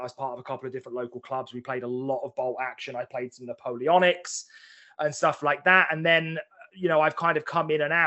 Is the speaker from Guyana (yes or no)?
no; Chelmsford, East of England, United Kingdom; moved away as an adult; now in Manchester, United Kingdom; I'm an Essex boy at heart, like born and bred Essex boy.